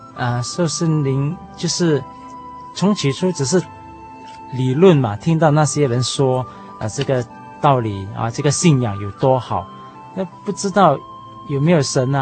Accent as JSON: {"language": "Chinese", "town": "Johor Bahru", "region": "Johor", "country": "Malaysia", "said": "我是来自西马的新山"}